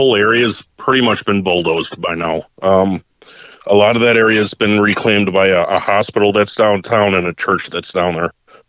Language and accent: English; Hammond, Indiana, United States; I grew up in Hammond, Indiana, which is actually the town that Gene Shepherd grew up